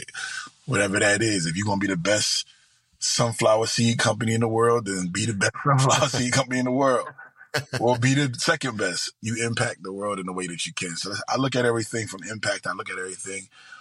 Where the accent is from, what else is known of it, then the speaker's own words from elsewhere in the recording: Philadelphia, Pennsylvania, United States; moved away; also born or lived in Delaware / New Jersey / Ohio; I grew up in South Philadelphia and West Philadelphia. Then lived about 60 places since then